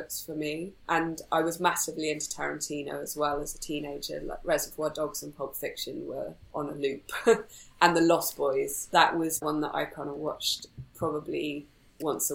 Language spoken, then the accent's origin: English; Wales, United Kingdom; also born or lived in Aberystwyth; I grew up in Wales, in rural countryside, but eventually moved to the closest bigger town, which was Aberystwyth.